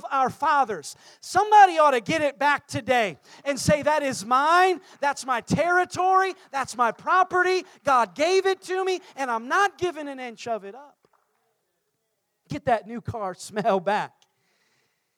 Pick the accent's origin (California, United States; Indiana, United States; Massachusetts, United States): Indiana, United States; Indianapolis; moved away; I grew up in Indiana.